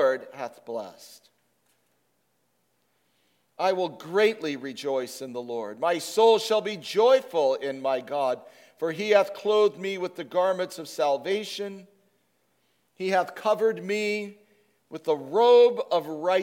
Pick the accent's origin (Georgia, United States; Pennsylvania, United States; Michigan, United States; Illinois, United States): Illinois, United States; Chicago; moved away; As a kid, I grew up with hootenannies in Chicago